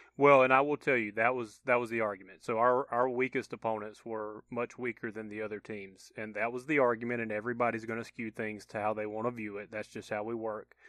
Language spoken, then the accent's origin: English; Georgia, United States; moved away; I had buddies that went to my hometown to stay with me in Georgia